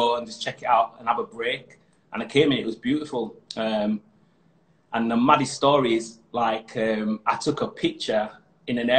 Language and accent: English; Huddersfield, Yorkshire and the Humber, United Kingdom; moved away as an adult; now in Doha, Qatar; coming from Yorkshire and born and bred in Huddersfield